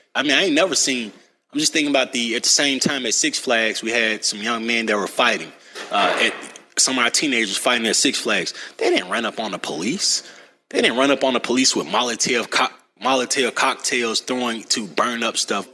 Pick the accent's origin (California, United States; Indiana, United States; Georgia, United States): Georgia, United States; Atlanta; I'm from Cleveland Avenue